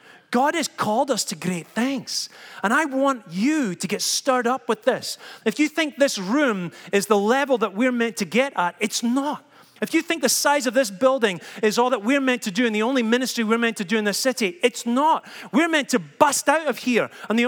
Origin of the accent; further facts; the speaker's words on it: Scotland, United Kingdom; I've been so proud that I'm Scottish. Look at the way I am. Look at what I've come from. Look at the way I talk.